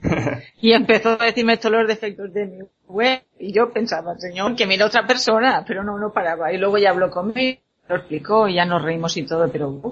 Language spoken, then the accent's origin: Spanish; La Pobla del Duc, Valencian Community, Spain; en mi pueblo